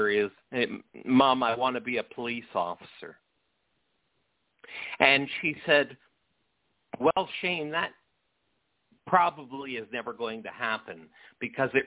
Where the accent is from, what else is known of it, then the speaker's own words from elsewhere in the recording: St. Catharines, Ontario, Canada; I grew up outside of Niagara Falls in a little city called St. Catharines